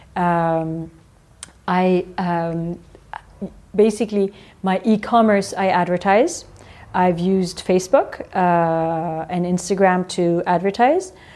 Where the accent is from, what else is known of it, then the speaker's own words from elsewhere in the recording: Strasbourg, Grand Est, France; when I was born in France